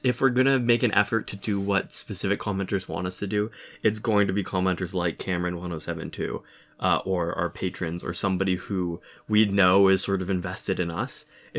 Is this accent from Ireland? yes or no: no; Russia; first language Russian; English is a second language; I'm from Russia and I speak Russian, which feels weird to admit with, quote, the current situation.